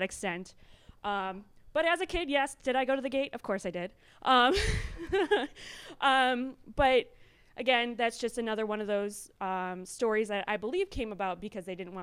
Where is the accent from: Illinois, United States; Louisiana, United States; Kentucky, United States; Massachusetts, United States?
Illinois, United States; Libertyville; I grew up in Libertyville, so I grew up listening to this tall tale